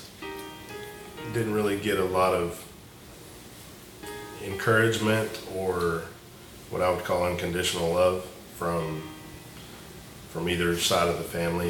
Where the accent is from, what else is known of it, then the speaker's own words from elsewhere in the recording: Weatherford, Texas, United States; I grew up in Weatherford, Texas.